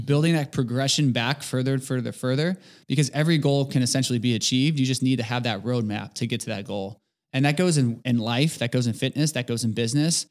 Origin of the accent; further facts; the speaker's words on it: Merrillville, Indiana, United States; moved away as an adult; now in Indianapolis, United States; I'm originally from Maryville, Indiana, so born in the region.